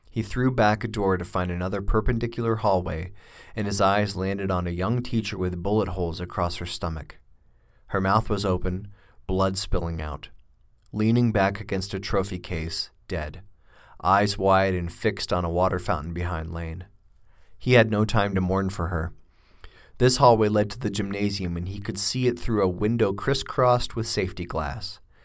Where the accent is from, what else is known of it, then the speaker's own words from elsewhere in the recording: United States; as an American